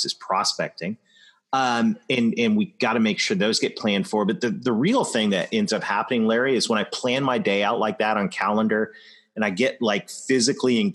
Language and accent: English; London, Ontario, Canada; my hometown of London, Ontario